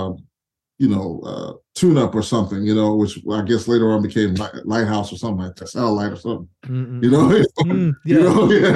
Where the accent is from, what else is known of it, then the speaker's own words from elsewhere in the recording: Houston, Texas, United States; I'm from Houston originally.